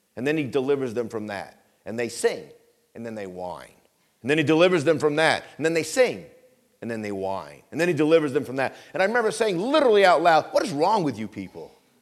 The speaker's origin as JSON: {"language": "English", "region": "Vermont", "country": "United States", "tie": "born or raised there", "said": "I grew up in Vermont"}